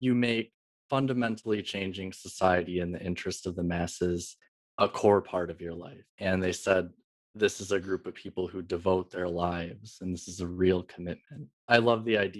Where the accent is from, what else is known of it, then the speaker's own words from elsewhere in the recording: Michigan, United States; moved away as an adult; also born or lived in Philadelphia; I grew up in Michigan. I lived there till I was 22 years old